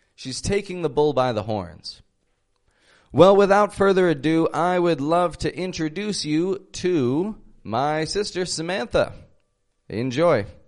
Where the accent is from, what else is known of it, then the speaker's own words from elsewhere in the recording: Toronto, Ontario, Canada; I'm from Toronto, Canada